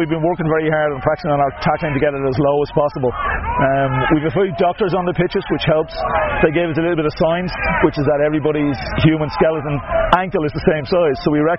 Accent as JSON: {"language": "English", "country": "Ireland", "said": "Being Irish"}